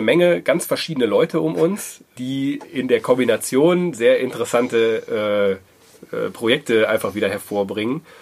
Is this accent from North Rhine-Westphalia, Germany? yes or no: yes; Wuppertal, North Rhine-Westphalia, Germany; moved away as an adult; also born or lived in southern Germany; now in Dortmund, Germany; ich komme gebürtig aus Wuppertal, äh, wohne aber seit 13, 14 Jahren mittlerweile in Dortmund